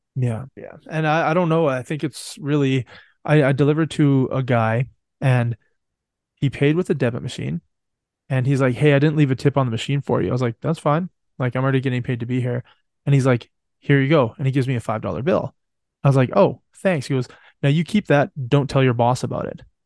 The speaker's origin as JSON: {"language": "English", "country": "Canada", "said": "I'm from Canada."}